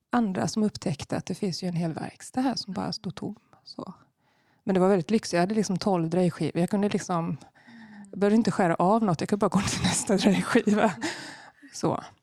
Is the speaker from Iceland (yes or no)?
no; Madrid, Community of Madrid, Spain; Jo, eh, jag är inte uppväxt i Sverige. Eh, mina föräldrar flyttade från Sverige på början på 70-talet. Och eh, början på 80-talet så flyttade de till Spanien, till Madrid.